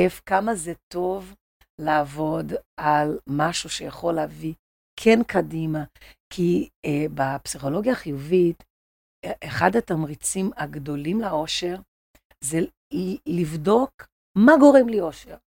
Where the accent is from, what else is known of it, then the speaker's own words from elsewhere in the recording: Rio de Janeiro, Brazil; accent: Brazilian; Hebrew is a second language; now in Israel; אני ברזילאית